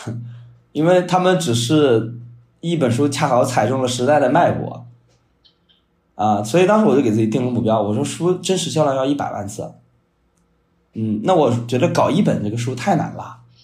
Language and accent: Chinese; Shandong, China; 因为我是山东人嘛，比较保守